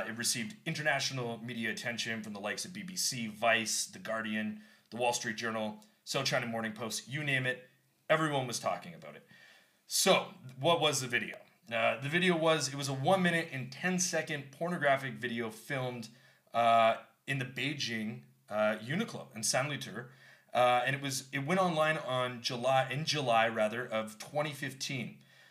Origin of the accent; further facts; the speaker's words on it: Canada; I'm from Canada.